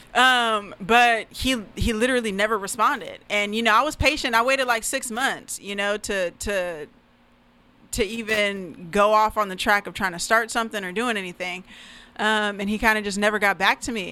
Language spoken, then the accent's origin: English; Federal Way, Washington, United States; also born or lived in Oregon; I'm actually from Federal Way, Washington. Mm-hmm. Um, so that's you know that's where I grew up. Um, I was born in Oregon, but raised out here. You know, moved out here when I was four